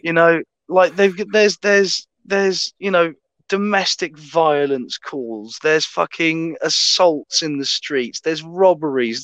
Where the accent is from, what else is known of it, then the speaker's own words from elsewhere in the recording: England, United Kingdom; I'm an English Matthew McConaughey